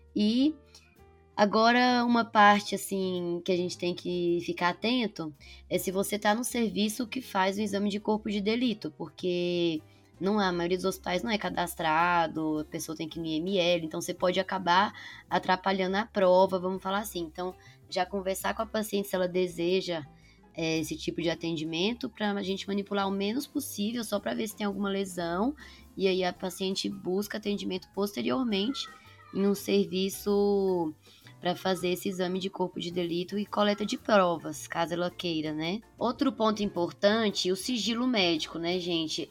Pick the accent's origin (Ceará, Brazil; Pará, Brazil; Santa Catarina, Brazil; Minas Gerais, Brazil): Minas Gerais, Brazil; Patos de Minas; moved away as an adult; now in São Paulo, Brazil; Eu sou de Patos de Minas, mas fiz faculdade aqui em São Paulo